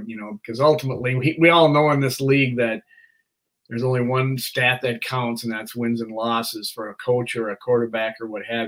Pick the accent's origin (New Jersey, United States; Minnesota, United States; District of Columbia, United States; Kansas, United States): Minnesota, United States; I'm from Minnesota